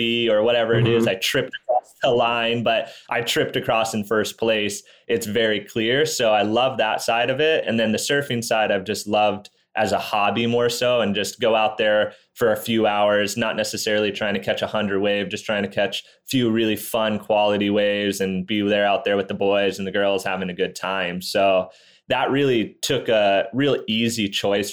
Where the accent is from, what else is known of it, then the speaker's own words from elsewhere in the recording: Maui, Hawaii, United States; I'm from Maui, Hawaii. I was born out here 27 years ago